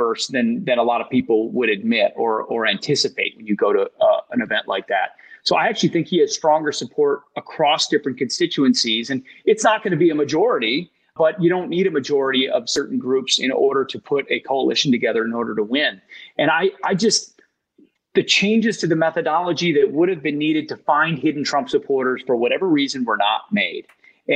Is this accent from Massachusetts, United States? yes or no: no; Minneapolis, Minnesota, United States; Minneapolis, where I'm from, in my home state of Minnesota